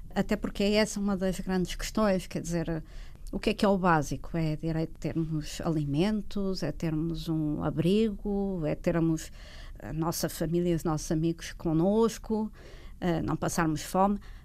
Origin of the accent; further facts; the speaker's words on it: Portugal; quando imigramos, enquanto portugueses